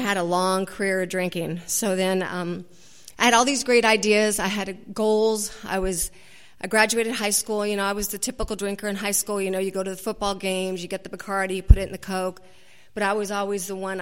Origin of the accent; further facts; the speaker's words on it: Garden Grove, California, United States; now in Laguna Niguel, United States; I grew up in Garden Grove